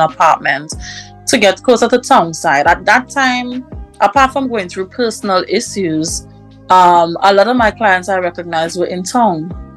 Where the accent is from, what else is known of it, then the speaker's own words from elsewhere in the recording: Tobago, Trinidad & Tobago; I'm from Tobago.